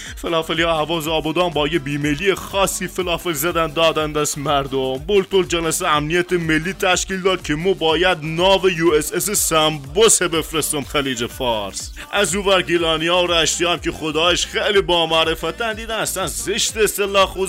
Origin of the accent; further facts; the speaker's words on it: Khuzestan, Iran; ما بچه خوزستانم